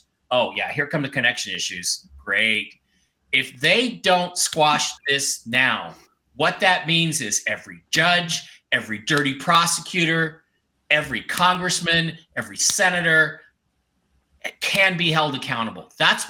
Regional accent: Ohio, United States; I am from Coles, Ohio. Go Bucks.

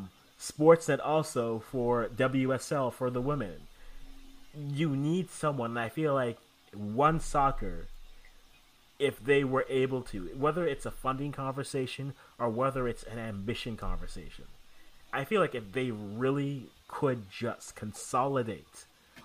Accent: Canada; as a Canadian

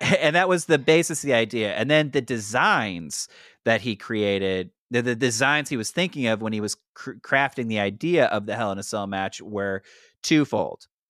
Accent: St. Louis, Missouri, United States; Saint Louis, Missouri, my hometown

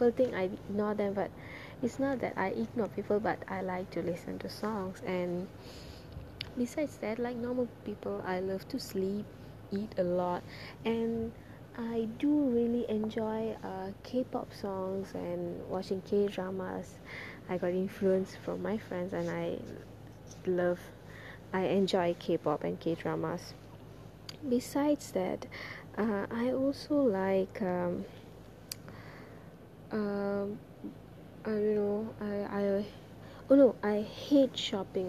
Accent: Kajang, Selangor, Malaysia; also born or lived in Sungai Besi, Kuala Lumpur; I studied my primary education in SJKT Sungai Besi and continued my secondary education in SMK Bandar Baru Sungai Long, and I'm from Cheras Kajang, somewhere near Sungai Long

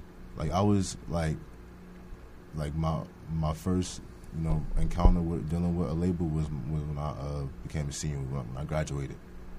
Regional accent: New Jersey, United States; I'm born and raised in New Jersey

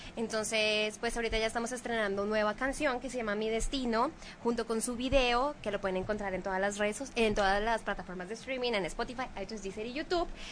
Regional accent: Bogotá, Colombia; moved away; las mujeres más insípidas de Colombia somos las de Bogotá

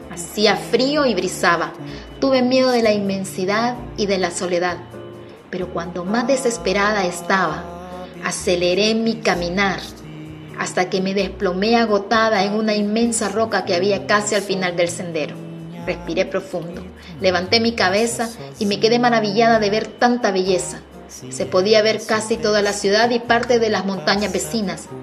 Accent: Honduras; soy hondureña.

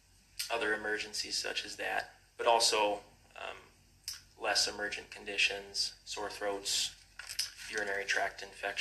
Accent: Grand Rapids, Minnesota, United States; I was born there. It's my hometown.

